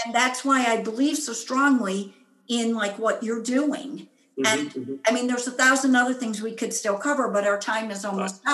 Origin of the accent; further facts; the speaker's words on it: United States; I'm an American, I'm a woman